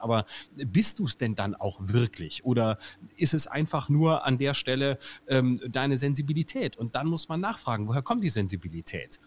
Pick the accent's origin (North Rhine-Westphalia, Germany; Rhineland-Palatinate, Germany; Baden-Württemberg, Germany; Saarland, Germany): Baden-Württemberg, Germany; Lörrach; Erstens bin ich ja Badener